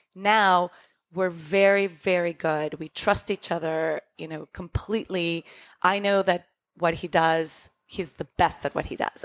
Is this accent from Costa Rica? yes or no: yes; Costa Rica; moved away; we grew up in Costa Rica